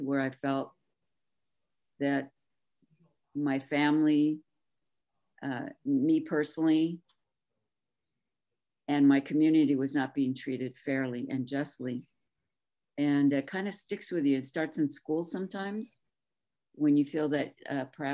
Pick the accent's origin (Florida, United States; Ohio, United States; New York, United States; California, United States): California, United States; Pico Rivera; now in Oxnard, United States; I grew up in Pico Viejo in San Gabriel Valley, in Pico Rivera.